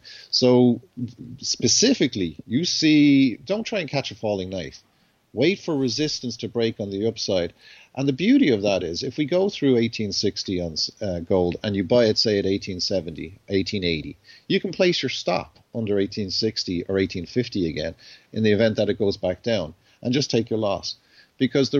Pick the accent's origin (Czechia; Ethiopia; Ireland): Ireland; I'm Irish